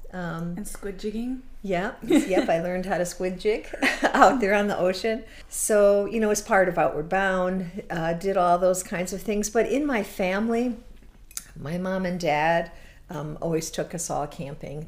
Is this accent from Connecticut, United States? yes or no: yes; Connecticut, United States; moved away as an adult; now in Door County, Wisconsin, United States; originally, um, I'm from Connecticut